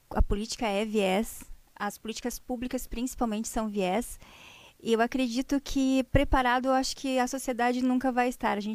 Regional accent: Parobé, Rio Grande do Sul, Brazil

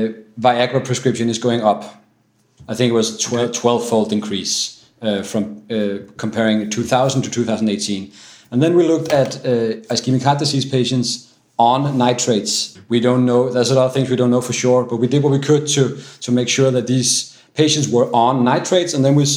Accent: Denmark; English is a second language; from Denmark, and I'm at the Copenhagen University Hospital, Herlev and Gentofte.

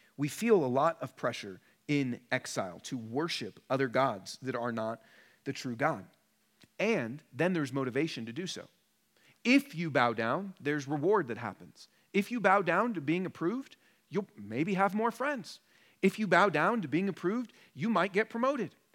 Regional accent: Portland and Seattle, Pacific Northwest, United States; moved away as an adult; now in Denver, United States; I'm from Portland and Seattle originally, and then have been in Denver for about ten years

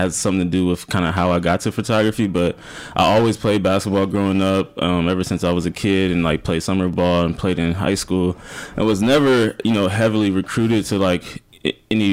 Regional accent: Omaha, Nebraska, United States; moved away as an adult; also born or lived in Storm Lake, Iowa; now in Brooklyn, United States; I was born and raised in Omaha, Nebraska

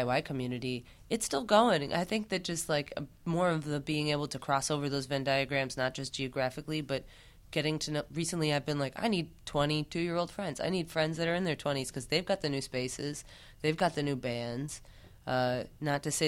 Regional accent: New England, United States; also born or lived in New Orleans; now in Chicago, United States; I'm from New England

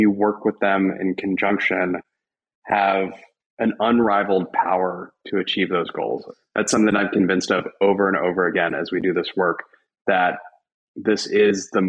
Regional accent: Louisville, Kentucky, United States; moved away as an adult; also born or lived in Syracuse, New York / Los Angeles, California; I'm actually from Louisville, Kentucky, which is where I now live as well

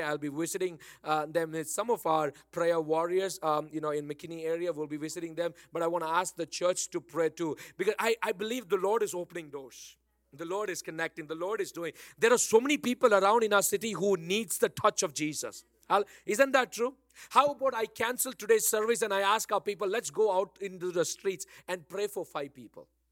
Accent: Bangalore, Karnataka, India; accent: Bangalore; now in Dallas, United States; my original Bangalore, na, my Bangalore accent

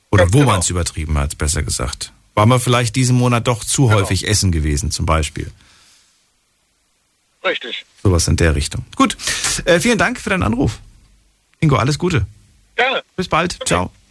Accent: Cologne, North Rhine-Westphalia, Germany; ich bin aus Köln.

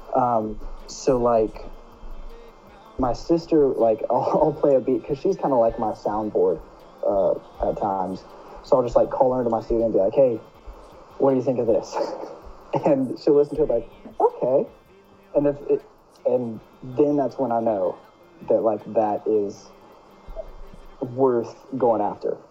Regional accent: North Carolina, United States; I'm 19 from North Carolina

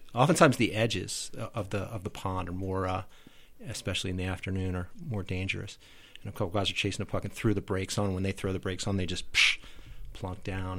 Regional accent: Philadelphia, Pennsylvania, United States; also born or lived in Washington, D.C.; now in Moab, United States; I grew up in Philadelphia

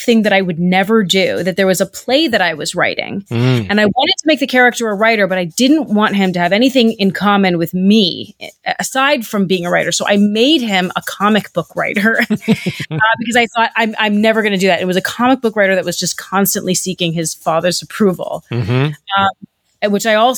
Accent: New York City, New York, United States; moved away; I grew up in New York City, mm-hmm. right in the middle of Manhattan

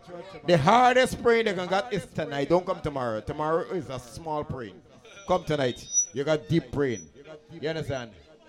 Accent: Nigeria; I'm from Nigeria.

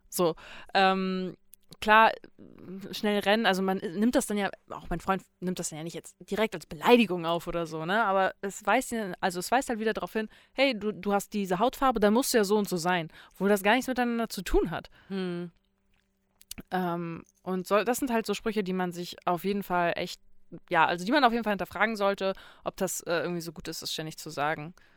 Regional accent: Itzehoe, Schleswig-Holstein, Germany; Ich komme, also ich komme aus Itzehoe

